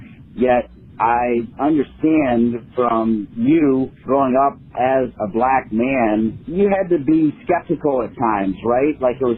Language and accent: English; Northwest Ohio, United States; I was raised in Northwest Ohio, where upon reflection, I realized I didn't see a whole lot of people of color